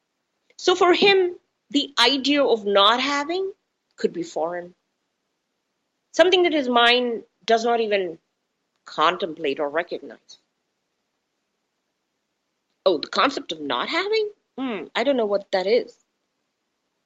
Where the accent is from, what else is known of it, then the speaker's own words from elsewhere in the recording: India; moved away; also born or lived in United States; coming from India